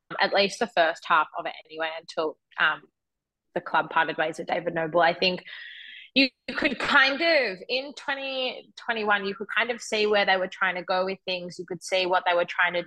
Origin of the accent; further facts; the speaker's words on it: Melbourne, Victoria, Australia; moved away; now being back in Melbourne